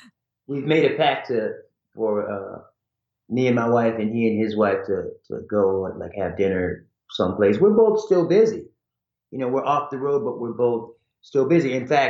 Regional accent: Ohio, United States; born there; also born or lived in Idaho / Hawaii; You know, I was born in Ohio, which I don't really remember. Then we lived in Idaho, which I barely remember. Then we lived in Hawaii from 64 to 68 as a kid.

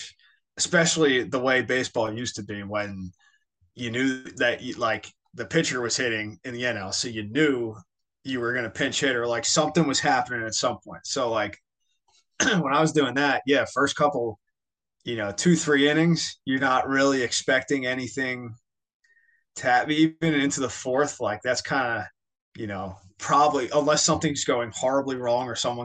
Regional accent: Philadelphia, Pennsylvania, United States; now in Florida, United States; I'm from Philadelphia. Like, it's how I grew up. I grew up intense

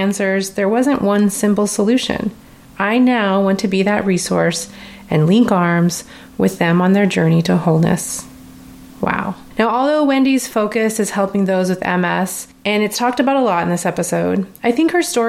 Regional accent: Alaska, United States; I grew up in Alaska

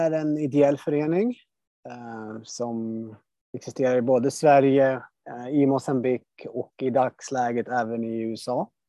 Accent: Mozambique; born there; also born or lived in Sweden; Ja, alltså jag föddes i Moçambique 85 och sen har jag pendlat fram och tillbaka under större delen av mitt liv.

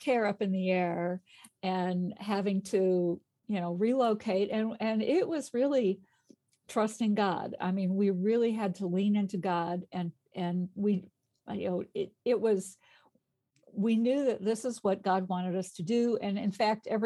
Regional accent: Chicago, Illinois, United States; moved away as an adult; also born or lived in Arkansas; I grew up in Chicago and went to college at Eastern Illinois University

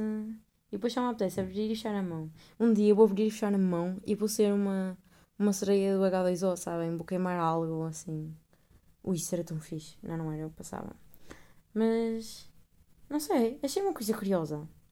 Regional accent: Portugal; now in Netherlands; sou portuguesa

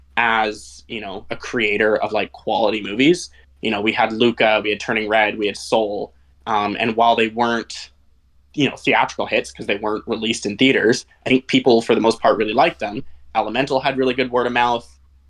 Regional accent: Canada; I'm in Canada. I'm from Canada. I live in British Columbia.

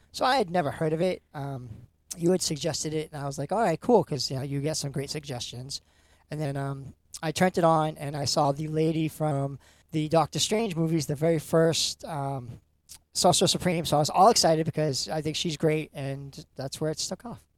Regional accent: Lynn, Massachusetts, United States; I grew up in Lynn, Salem area

